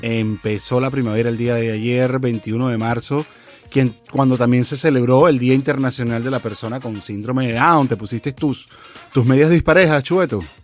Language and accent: Spanish; Venezuela; now in California, United States; como venezolano, la verdad es que tengo muchos amigos aquí en California